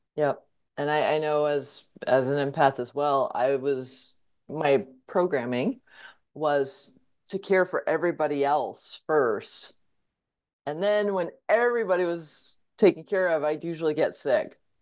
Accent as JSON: {"language": "English", "area": "Fairfield County", "region": "Southwest Connecticut", "country": "United States", "tie": "born or raised there", "said": "I grew up in Southwest Connecticut in Fairfield County"}